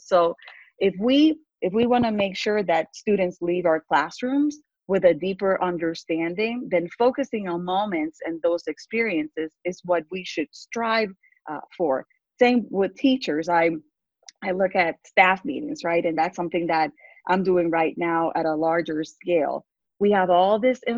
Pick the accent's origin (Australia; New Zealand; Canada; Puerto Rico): Puerto Rico; English is a second language; moved away as an adult; also born or lived in Texas; now in United States; I grew up in poverty in Puerto Rico